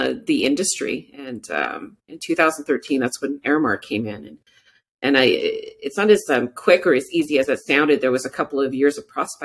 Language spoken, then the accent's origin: English; Moose Factory, Ontario, Canada; also born or lived in Cochrane, Ontario; Northern Ontario, deep Northern Ontario woods, James Bay Coast. I was born in Moose Factory, Ontario